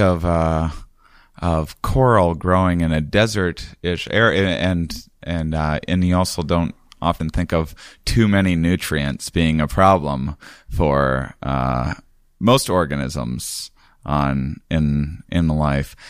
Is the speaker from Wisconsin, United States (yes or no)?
yes; Wisconsin, United States; also born or lived in Portland area; now in Portland, United States; I'm from Wisconsin, so I have areas around there I can, I can visit my family